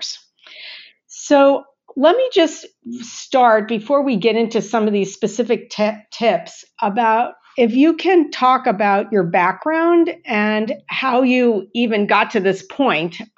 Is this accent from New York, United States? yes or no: no; Southern California, United States; I'm from Southern California.